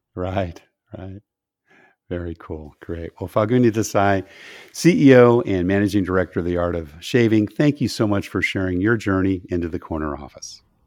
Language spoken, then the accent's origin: English; California, United States; moved away; I grew up in California